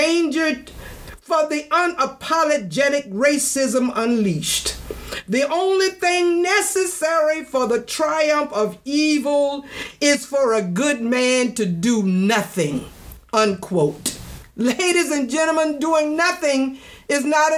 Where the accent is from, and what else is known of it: United States